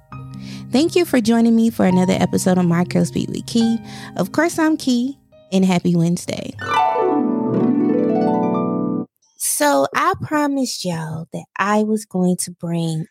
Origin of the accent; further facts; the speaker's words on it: East Coast, United States; I'm from the East Coast, and I live in the East Coast